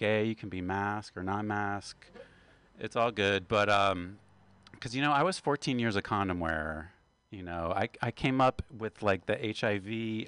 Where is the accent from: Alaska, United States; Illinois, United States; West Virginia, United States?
West Virginia, United States; I am from West Virginia, and we are the only state with two panhandles.